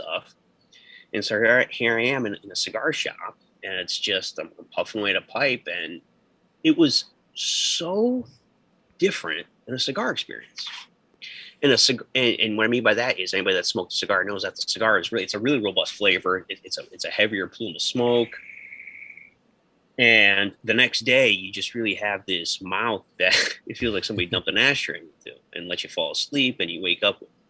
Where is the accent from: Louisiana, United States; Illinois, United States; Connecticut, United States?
Connecticut, United States; Central; now in Georgia, United States; I grew up in Central Connecticut and moved down to Georgia at the turn of the millennium